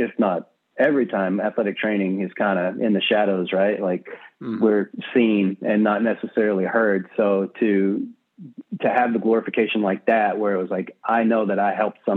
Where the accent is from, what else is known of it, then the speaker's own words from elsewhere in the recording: Southwest Texas, United States; also born or lived in Nacogdoches, Texas; I'm from Southwest Texas. So I've got, grew up on a ranch, speak Tex-Mex